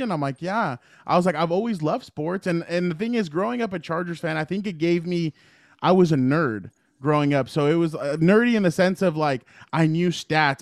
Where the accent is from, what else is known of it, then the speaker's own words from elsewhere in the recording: San Diego, California, United States; I grew up in San Diego